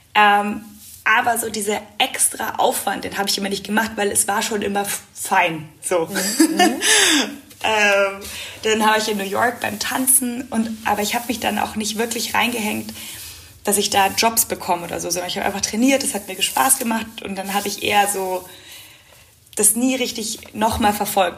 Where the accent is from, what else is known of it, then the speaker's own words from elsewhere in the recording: Munich, Bavaria, Germany; bin auch unglaublich gerne zu Hause in München. Das ist meine Heimat